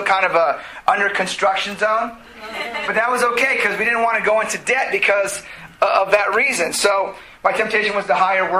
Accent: South Gate, California, United States; I grew up in Southgate, so I went back to the what's up to my hometown

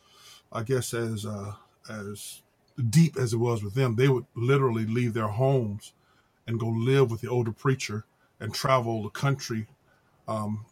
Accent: Los Angeles, California, United States; Well, I grew up in in Los Angeles, some in South Central, some in Compton, some in Watts, some in just all over L.A. County

